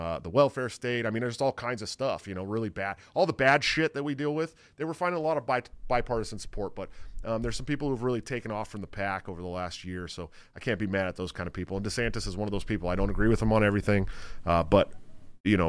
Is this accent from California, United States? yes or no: yes; Bay Area, California, United States; I'm from the Bay Area, so we grew up fishing in the Delta